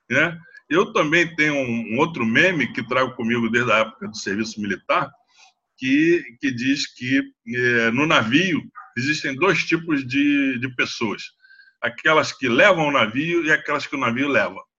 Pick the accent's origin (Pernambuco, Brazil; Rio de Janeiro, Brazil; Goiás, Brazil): Rio de Janeiro, Brazil; Eu sou carioca, brasileiro, me sinto catarinense, eu acho que eu sou muito paulistano, sou gaúcho de, de raiz, né?